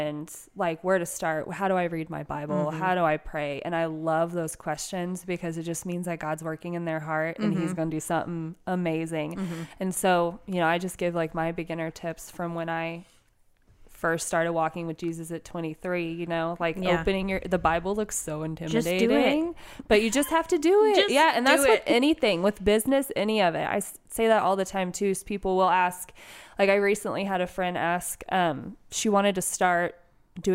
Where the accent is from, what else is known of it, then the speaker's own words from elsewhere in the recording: Texas, United States; I am born, bred, raised Texan